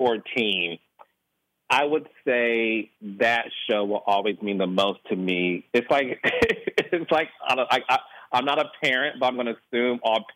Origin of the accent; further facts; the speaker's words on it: Detroit, Michigan, United States; No, I'm from Detroit, and I grew up in the whole era of black excellence.